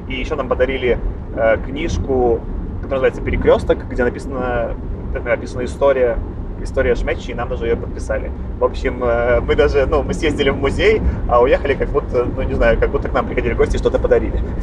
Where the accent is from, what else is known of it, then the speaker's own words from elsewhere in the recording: Belarus; now in Moscow, Russia; я в прошлом году ездил по Беларуси в путешествие большое, так, это, чтобы с родиной соприкоснуться